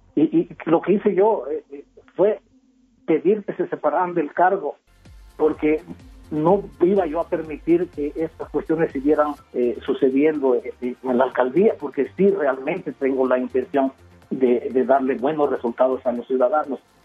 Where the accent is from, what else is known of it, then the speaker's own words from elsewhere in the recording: Mexico; now in Mexico City, Mexico; por mi color de piel y por mi forma de hablar y porque no soy de la ciudad